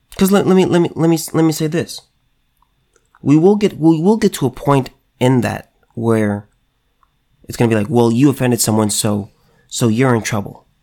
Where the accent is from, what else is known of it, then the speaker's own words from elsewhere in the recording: California, United States; California man right here in my home state